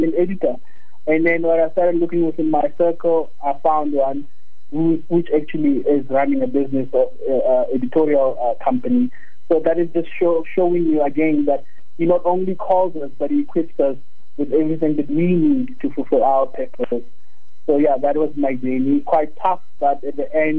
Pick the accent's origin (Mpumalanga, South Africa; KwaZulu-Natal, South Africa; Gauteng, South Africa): Mpumalanga, South Africa; English is a second language; moved away as an adult; also born or lived in Stellenbosch; I grew up in Mpumalanga, so we never actually got to speak English, you know, as a way of communication until I got to University of Stellenbosch